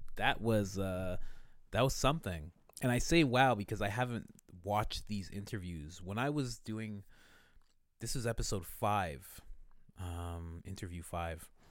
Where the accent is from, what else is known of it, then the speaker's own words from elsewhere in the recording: Thornhill, Ontario, Canada; I'm from Thornhill